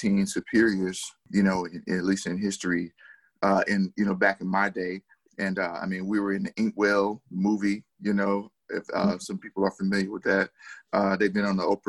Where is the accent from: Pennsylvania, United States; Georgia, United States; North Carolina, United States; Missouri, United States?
North Carolina, United States; Durham; I'm originally from Durham, North Carolina. Born and raised